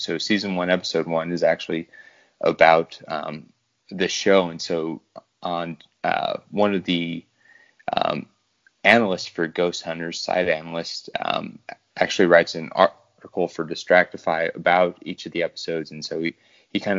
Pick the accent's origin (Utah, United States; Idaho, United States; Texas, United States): Idaho, United States; I'm from the Idaho region, or state, as most people like to call it